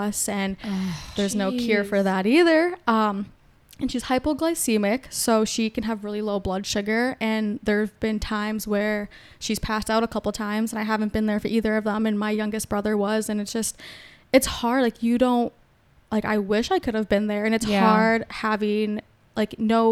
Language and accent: English; Prior Lake, Minnesota, United States; I grew up in Prior Lake. I guess also 2 other cities having like divorced parents